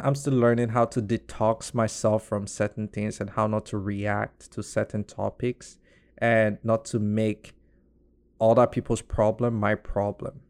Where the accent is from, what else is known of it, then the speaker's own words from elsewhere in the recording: Nigeria; I would just say, well, as a Nigerian